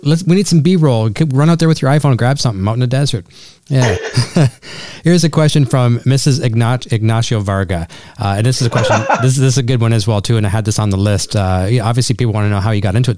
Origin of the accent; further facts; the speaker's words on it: Canada; as a Canadian, it's in our it's in our DNA